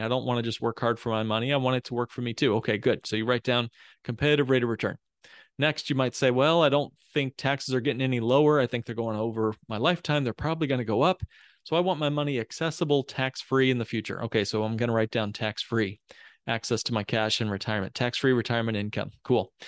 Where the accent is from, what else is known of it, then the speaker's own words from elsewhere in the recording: Indiana, United States; moved away as an adult; also born or lived in Texas; now in Chicago, United States; I grew up in Indiana. I'm a Hoosier as a kid